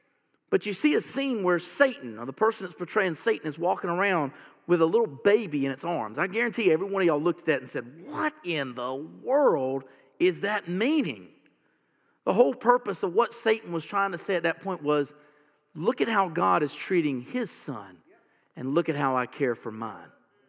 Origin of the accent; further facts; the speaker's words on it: the South, United States; You know what? I'm a Southerner, and I have never owned a gun.